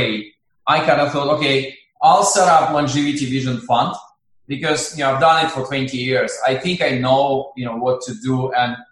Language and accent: English; Russia; I'm originally from Russia.